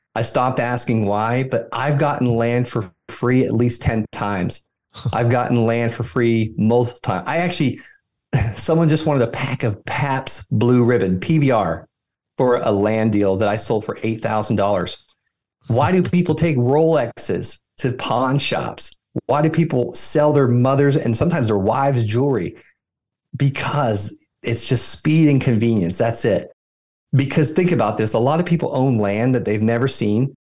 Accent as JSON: {"language": "English", "region": "Florida", "country": "United States", "tie": "born or raised there", "also_born_or_lived": "Fort Carson, Colorado", "moved": "yes", "said": "I invest right where I grew up in Florida"}